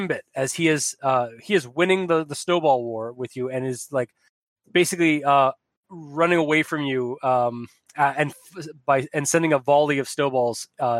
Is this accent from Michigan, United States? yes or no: no; Chicago, Illinois, United States; I'm from Chicago. Goddamn it. which also has really, really strict gun laws.